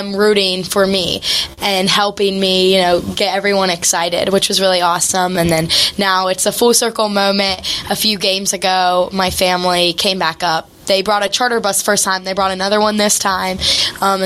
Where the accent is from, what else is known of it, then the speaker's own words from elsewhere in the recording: Mason County, West Virginia, United States; I'm from Mason County, West Virginia